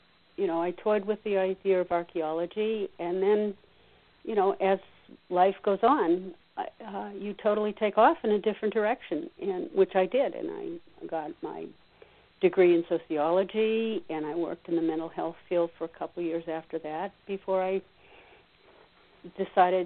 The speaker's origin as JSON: {"language": "English", "area": "outside of Boston", "region": "Massachusetts", "country": "United States", "tie": "born or raised there", "said": "I grew up outside of Boston, and being from outside of Boston, a little north of Boston"}